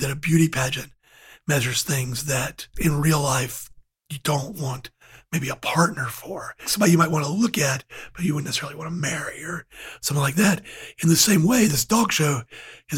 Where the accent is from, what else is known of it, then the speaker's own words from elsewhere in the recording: Georgia, United States; now in Charlotte, United States; growing up in Georgia